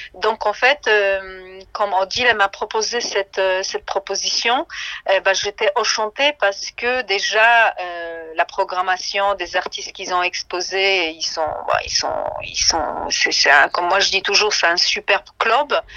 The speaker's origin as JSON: {"language": "French", "town": "Szczecin", "region": "West Pomeranian Voivodeship", "country": "Poland", "tie": "born or raised there", "moved": "yes", "said": "je suis née à Stettin"}